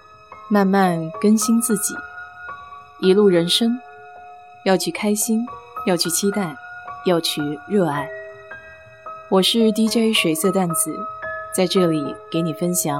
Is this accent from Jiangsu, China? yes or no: yes; Nanjing, Jiangsu, China; now in Houston, United States; 原来小时候在国内是比较喜欢逛书店的，当时南京比较大的书店也就是新街口的新华书店了。